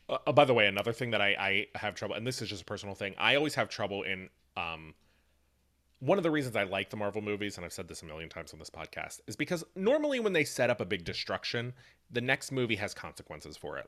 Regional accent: Appalachia, United States; I am from Appalachia.

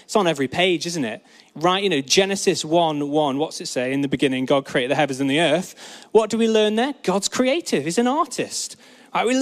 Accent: Peak District, East Midlands, United Kingdom; I grew up in the Peak District, where you can actually see stars at night

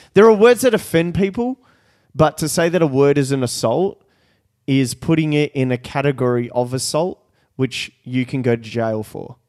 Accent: Brazil; moved away; I was born in Brazil

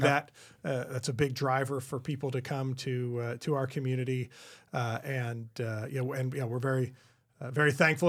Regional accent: California, United States; this is my hometown

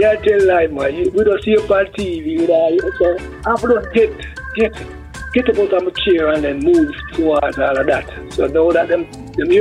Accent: Jamaica

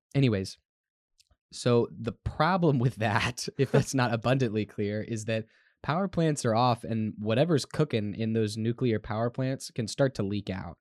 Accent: Texas, United States; as a Texan

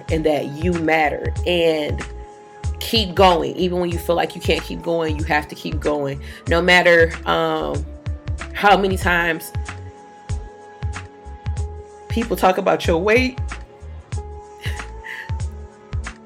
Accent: Detroit, Michigan, United States; I grew up downtown in Detroit.

